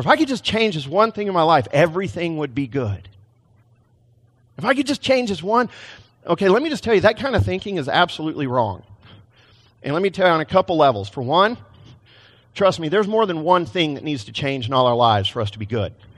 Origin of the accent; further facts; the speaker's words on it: Texas, United States; now in Portland, United States; I came from Texas, not Portland